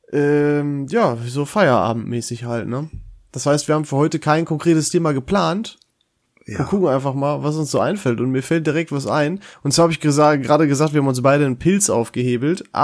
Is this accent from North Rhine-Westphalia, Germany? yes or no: yes; Dorsten, North Rhine-Westphalia, Germany; In Dorsten zum Beispiel, also aus meiner Heimatstadt, ist das eindeutig Feltins.